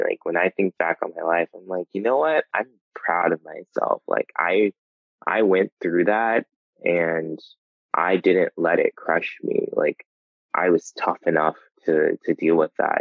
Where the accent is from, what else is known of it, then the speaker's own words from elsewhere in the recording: New Jersey, United States; also born or lived in North Carolina; now in New York, United States; growing up in New Jersey, like going to New York was just like going down the street